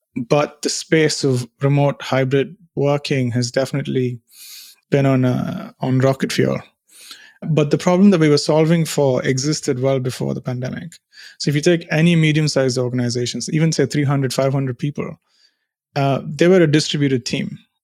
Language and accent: English; India; moved away as an adult; now in United Kingdom; I'm from India